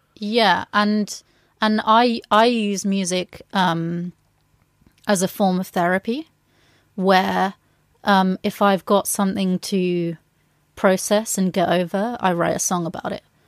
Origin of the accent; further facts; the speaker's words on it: England, United Kingdom; being a Latina growing up in England